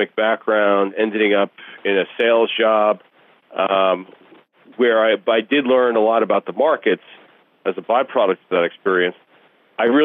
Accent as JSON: {"language": "English", "country": "United States", "tie": "born or raised there", "also_born_or_lived": "Kyiv, Ukraine", "first_language": "Russian", "said": "I was born in Kiev, Ukraine, and my family came over here when I was very little, so I'm a Russian speaker, and I grew up in the metropolitan area"}